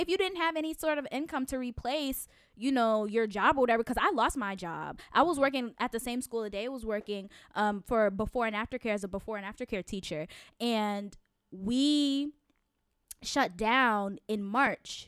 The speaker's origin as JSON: {"language": "English", "region": "Connecticut", "country": "United States", "moved": "yes", "said": "I'm originally from Connecticut."}